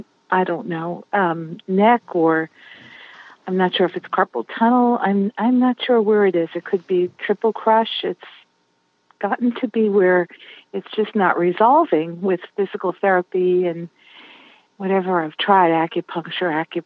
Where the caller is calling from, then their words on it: Richmond, Virginia, United States; I'm in Virginia. Richmond.